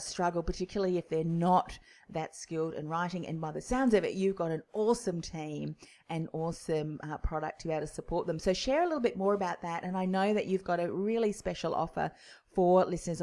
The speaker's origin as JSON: {"language": "English", "country": "New Zealand", "moved": "yes", "lives_now": "Melbourne, Australia", "said": "I'm originally from New Zealand"}